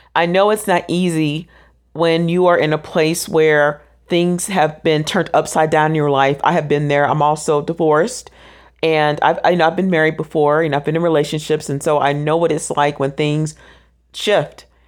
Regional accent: Orlando, Florida, United States; I am originally from Orlando, Florida. That is my hometown.

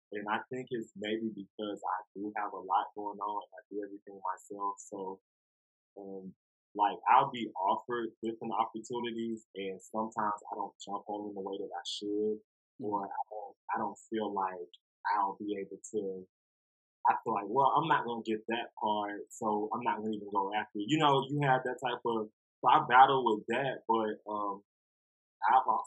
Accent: Atlanta, Georgia, United States; I'm from Atlanta. I've been here all my life

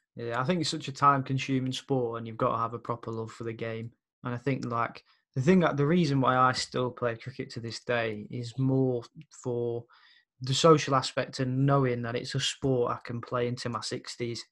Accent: Birmingham, West Midlands, United Kingdom; growing up there

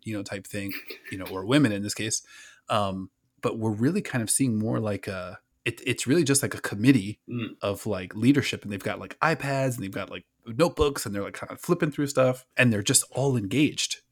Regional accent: Orlando, Florida, United States; My hometown Orlando

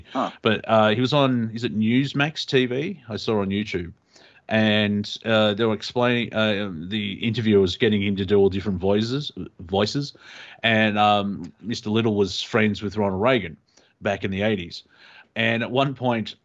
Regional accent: Australia; we're Australian

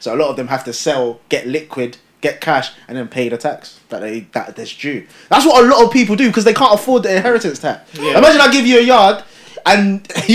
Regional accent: Nigeria; me being Nigerian

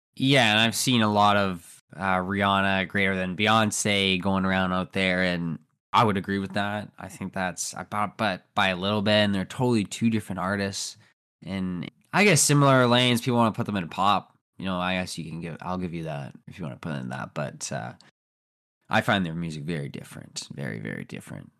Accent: Canada; I'm from Canada

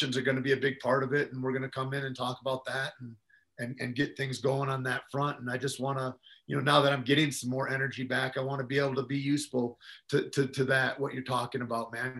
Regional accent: Michigan, United States; moved away; also born or lived in New Mexico; I come from Michigan

